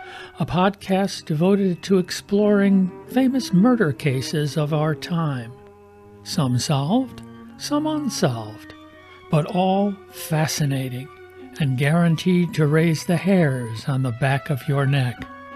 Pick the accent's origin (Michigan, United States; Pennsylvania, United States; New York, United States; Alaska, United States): New York, United States; Rochester; In the summer of 1966, I was 15 years old and living in my hometown of Rochester, New York.